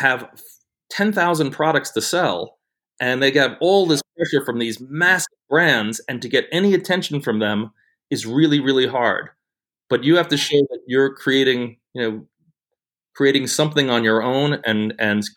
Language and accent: English; New York, United States; moved away as an adult; I grew up in New York